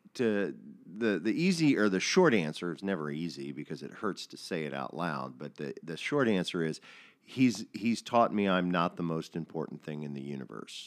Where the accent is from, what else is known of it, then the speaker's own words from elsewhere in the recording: United States; I'm an American